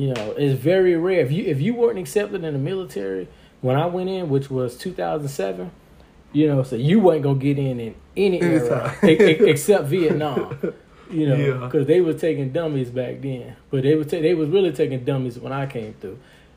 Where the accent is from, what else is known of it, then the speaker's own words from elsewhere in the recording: Miami, Florida, United States; I'm from Miami.